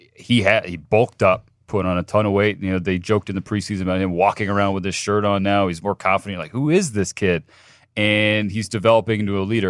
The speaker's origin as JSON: {"language": "English", "region": "Southern California", "country": "United States", "said": "I'm from Southern California"}